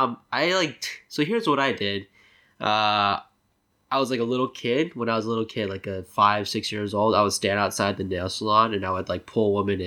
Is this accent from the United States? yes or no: yes; Connecticut, United States; growing up in Connecticut